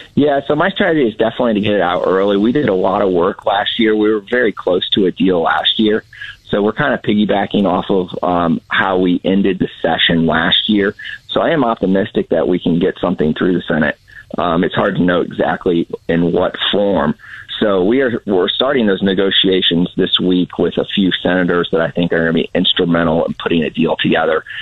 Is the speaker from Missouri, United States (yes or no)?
yes; St. Louis, Missouri, United States; I'm from the St. Louis area